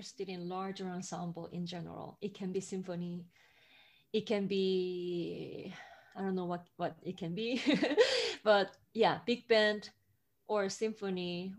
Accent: South Korea; moved away as an adult; also born or lived in Boston; now in New York City, United States; I grew up in South Korea, which has barely like any jazz music

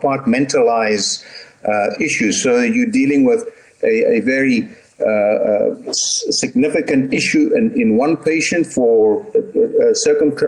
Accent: Stellenbosch, Western Cape, South Africa; moved away as an adult; I was born in Stellenbosch and I actually went to school here and I attended medical school here as well.

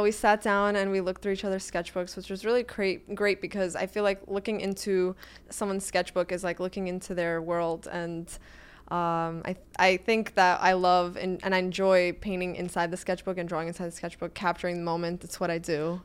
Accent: New York City, New York, United States; moved away as an adult; also born or lived in Florida / Italy; now in New York City, United States; I, I, was born and raised in Brooklyn.

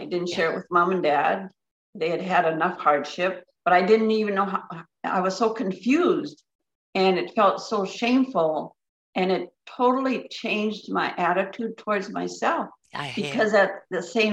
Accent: Upper Michigan, United States; I grew up in Upper Michigan and surrounded by forest

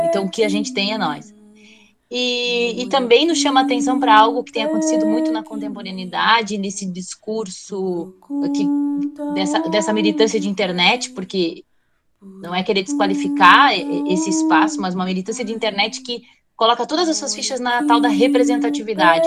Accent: Osório, Rio Grande do Sul, Brazil; eu sou lá de Osório

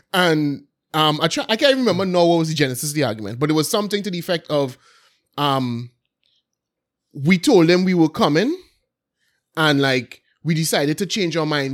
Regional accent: Belmont, Port of Spain, Trinidad & Tobago; when I was young, obviously growing up in Belmont

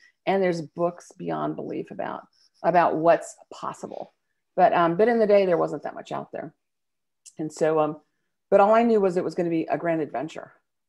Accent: California, United States; You know, I grew up in California. My dad was Navy, so we traveled around and we moved different places as a kid.

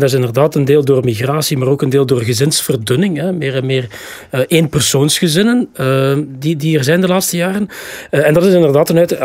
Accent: Flanders, Belgium; wij zijn als Vlamingen, van onze Vlaamse natie

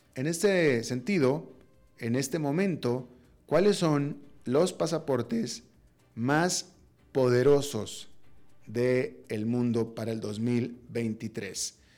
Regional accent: Mexico; yo soy mexicano, con pasaporte mexicano, pero también con pasaporte estadounidense

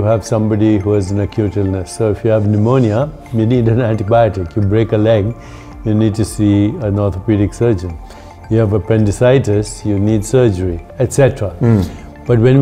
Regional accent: India; accent: Indian; moved away as an adult; also born or lived in Boston, United States; now in United States; I grew up in India.

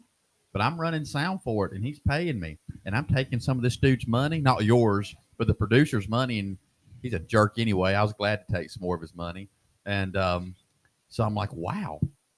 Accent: Turkey Foot, United States; Look, I'm from Turkey Foot, okay?

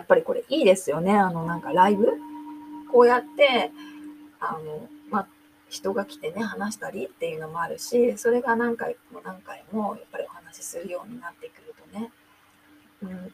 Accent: Japan; first language Japanese; moved away; 日本人なんですけどね

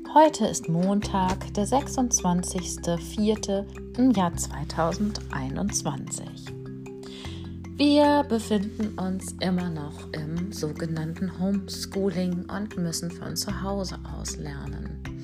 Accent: Schleswig-Holstein, Germany; Bei uns in Schleswig-Holstein

